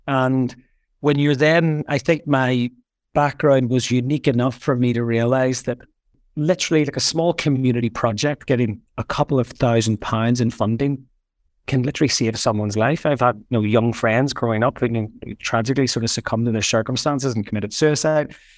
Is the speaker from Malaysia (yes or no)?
no; Belfast, Northern Ireland, United Kingdom; I grew up in Belfast. I grew up sort of in the middle of the troubles